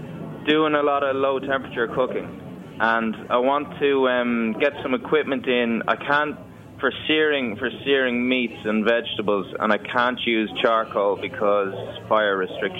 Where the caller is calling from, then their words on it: Dublin, Leinster, Ireland; I'm calling from Dublin, Ireland.